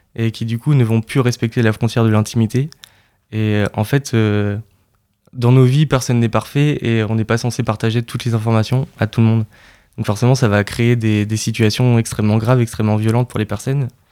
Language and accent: French; Caen, Normandy, France; also born or lived in Lyon; je suis originaire de Caen